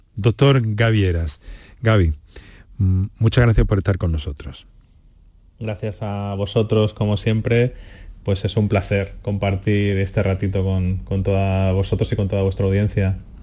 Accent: Madrid, Community of Madrid, Spain; moved away as an adult; also born or lived in Andalusia; now in Motril, Spain; yo eh, soy de Madrid, nacido en Madrid

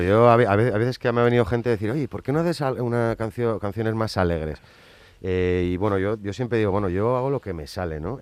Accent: San Sebastián, Basque Country, Spain; soy Donostierra

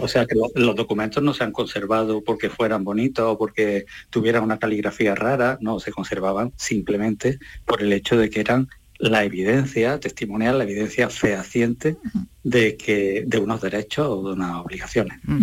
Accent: Posadas, Andalusia, Spain; mi pueblo, al lado de Posada, mm, Córdoba

